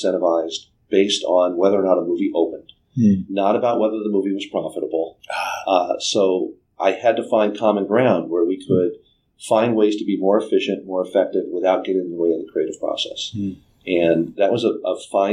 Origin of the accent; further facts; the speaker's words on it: Southern California, United States; also born or lived in United Kingdom; I grew up in Southern California